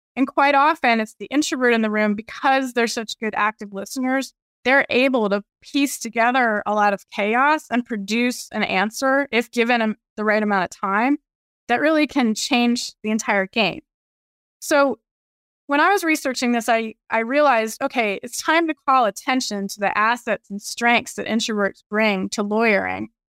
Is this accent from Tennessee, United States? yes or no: no; Virginia, United States; I grew up in Virginia, went to U V A for undergrad and law school